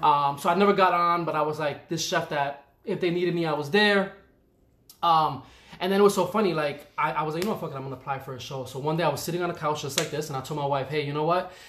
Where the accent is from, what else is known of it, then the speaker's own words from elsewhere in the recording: New York City, New York, United States; born and raised in the Bronx